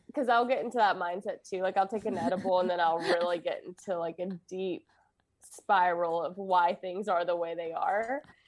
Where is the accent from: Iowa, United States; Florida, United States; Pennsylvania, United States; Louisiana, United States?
Louisiana, United States